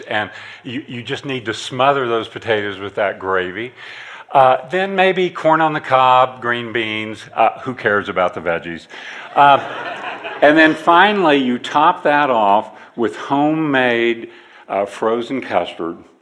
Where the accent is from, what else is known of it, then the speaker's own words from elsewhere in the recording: northeastern Kansas, United States; I grew up in the Midwest on a farm in northeastern Kansas